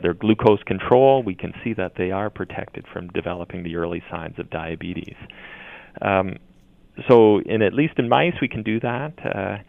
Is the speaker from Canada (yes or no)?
yes; Brantford, Ontario, Canada; as a young child growing up in Brantford, Ontario